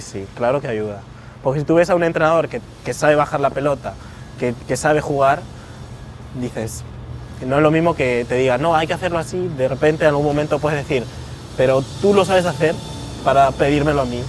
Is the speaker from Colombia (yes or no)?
no; Spain; also born or lived in Peru; Soy peruano por parte de mi mamá, he venido muchas veces desde pequeño aquí